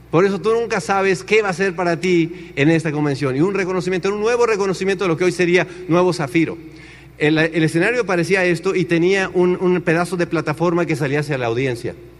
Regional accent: Tenancingo, Mexico; moved away as an adult; also born or lived in Chicago, United States; en Tenancingo no hay agua. O sea, en mi pueblo no hay agua

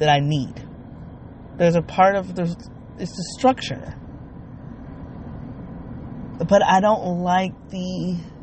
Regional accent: Midwest, United States; also born or lived in the South; I'm a Midwesterner

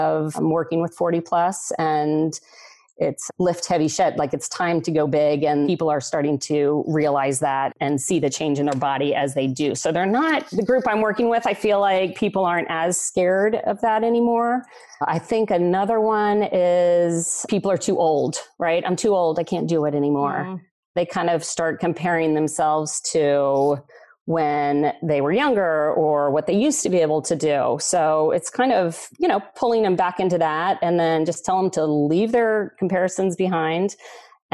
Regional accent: Texas, United States; moved away as an adult; also born or lived in San Diego; now in Southern California, United States; I grew up in Texas and I've lived in Southern California the last 17 years

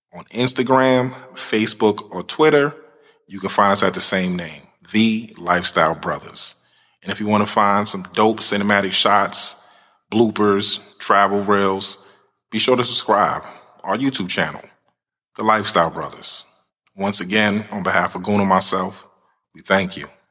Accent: United States; being that we're from the States

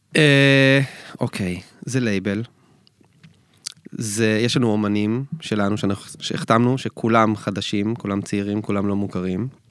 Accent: Israel; אנחנו ישראלים

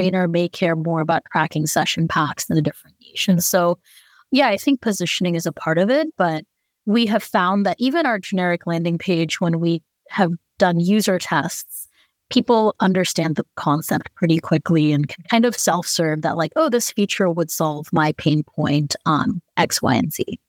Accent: Bay Area, California, United States; I grew up in the Bay Area

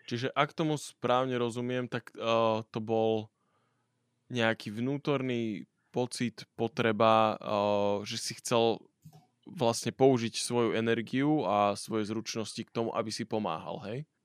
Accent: Komárno, Nitra Region, Slovakia; ja som tiež z Komárna

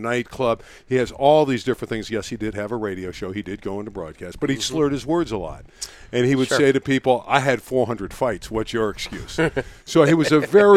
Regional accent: Los Angeles, California, United States; also born or lived in Canada / Las Vegas, Nevada; North Hollywood, California, exactly where I am now. I am in the same home I grew up

